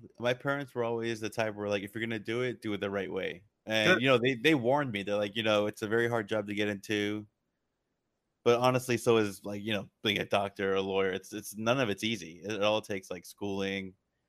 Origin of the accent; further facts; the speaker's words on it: California, United States; I was born and raised here in Southern California, but my parents were from Iran.